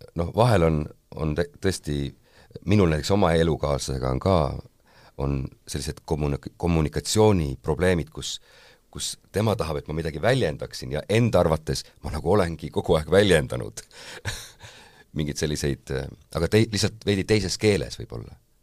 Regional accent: Saare County, Estonia; ma olen Saaremaalt pärit

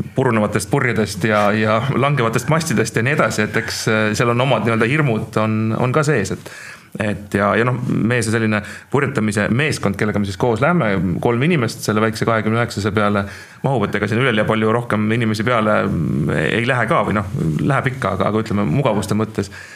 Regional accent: Tallinn, Harju County, Estonia; ma olen küll tallinlane umbes kolmandat põlve

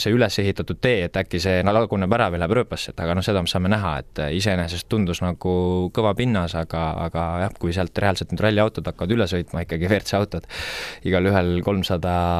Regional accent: Tartu, Tartu County, Estonia; also born or lived in Otepää; olen siin ikkagi väga kohalik, et meil on maakodu, on nagu Otepääl ja noh, ise elan Tartus

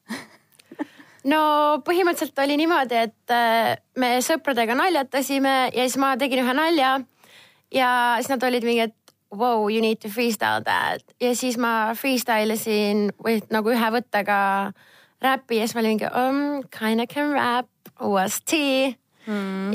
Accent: Estonia; ma olen Eestist

